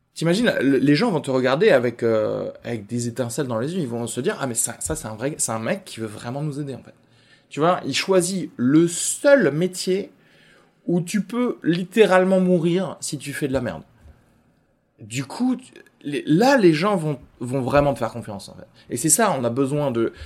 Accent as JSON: {"language": "French", "town": "Albi", "region": "Occitania", "country": "France", "said": "je viens d'Albi aussi"}